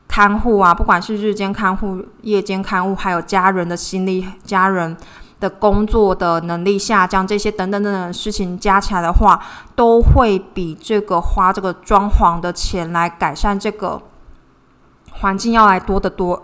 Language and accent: Chinese; Taiwan; 我是台湾人